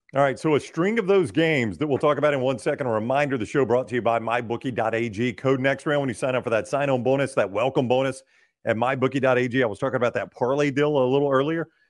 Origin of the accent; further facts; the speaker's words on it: Pelham, Alabama, United States; I'm from Pelham, Alabama.